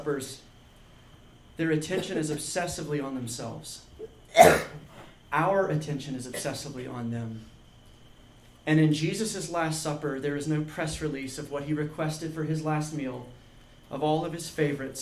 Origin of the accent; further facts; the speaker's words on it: Georgia, United States; I grew up in Georgia